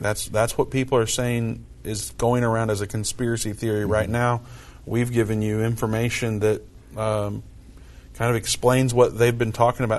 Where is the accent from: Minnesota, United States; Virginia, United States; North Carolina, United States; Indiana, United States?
Indiana, United States; moved away; I'm from Indiana. We say it a little different up there.